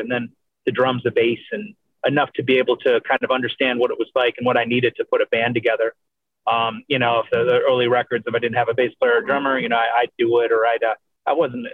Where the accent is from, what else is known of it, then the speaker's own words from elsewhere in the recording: Michigan, United States; also born or lived in Canada; growing up in Michigan, again, very blue collar